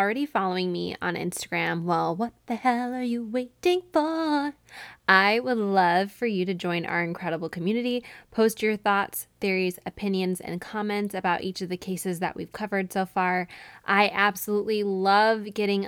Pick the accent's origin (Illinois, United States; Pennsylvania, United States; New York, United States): New York, United States; Syracuse; moved away; my hometown of Syracuse, New York